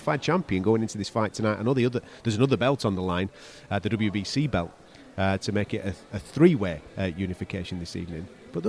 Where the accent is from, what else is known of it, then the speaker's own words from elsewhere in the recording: United Kingdom; as a British fight fan, you can't help but get excited